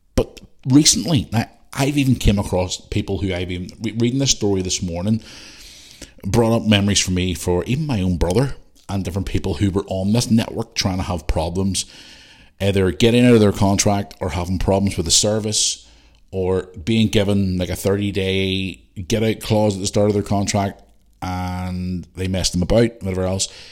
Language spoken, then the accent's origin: English; Belfast, Northern Ireland, United Kingdom; now in Bangor, United Kingdom; I grew up in Belfast. There was a bonfire right outside my fucking house every year. And even when I grew up still at home here in Bangor